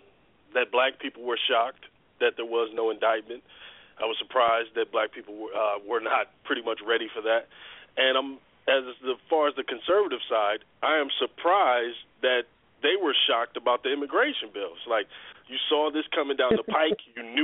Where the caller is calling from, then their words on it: Atlanta, Georgia, United States; I'm in Atlanta.